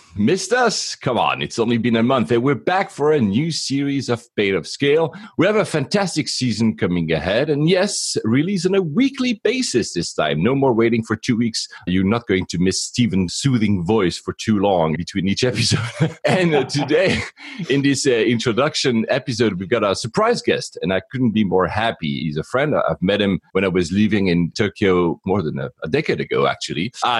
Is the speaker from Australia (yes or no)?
no; Geneva, Switzerland; born there; I was born in Geneva, that's where CERN is.